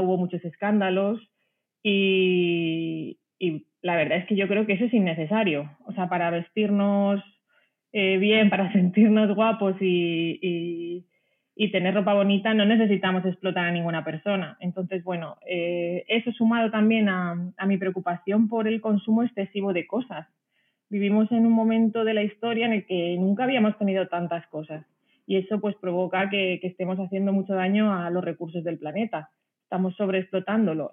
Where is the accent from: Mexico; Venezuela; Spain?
Spain; a small village in Ciudad Real, Castilla-La Mancha; moved away as an adult; also born or lived in France / Italy / Netherlands / Madrid; soy de un pueblecito pequeño de Ciudad Real, eh, aquí en España